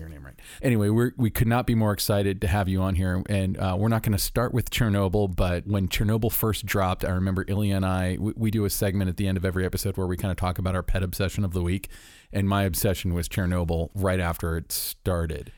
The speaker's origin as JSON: {"language": "English", "town": "Orlando", "region": "Florida", "country": "United States", "tie": "born or raised there", "moved": "yes", "said": "it's in Orlando, my hometown"}